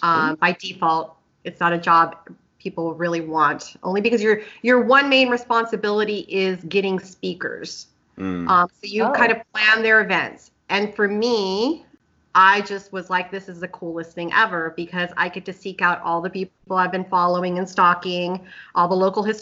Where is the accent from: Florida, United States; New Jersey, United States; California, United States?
California, United States; Los Angeles; I'm born and raised in the Valley. So I'm in the San Fernando Valley. So I'm a real Valley girl.